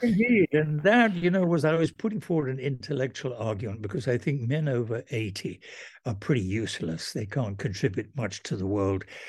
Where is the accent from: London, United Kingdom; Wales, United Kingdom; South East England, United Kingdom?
Wales, United Kingdom; Welsh; I'm Welsh and the Welsh believed in educational necessity